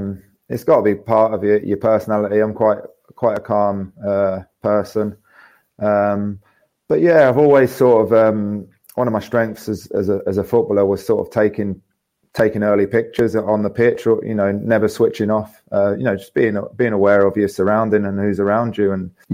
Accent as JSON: {"language": "English", "town": "Hastings", "region": "South East England", "country": "United Kingdom", "tie": "born or raised there", "said": "Obviously, wasn't old enough growing up in Hastings, and Lee pretty much showed me top to bottom of Broad Street within a few months."}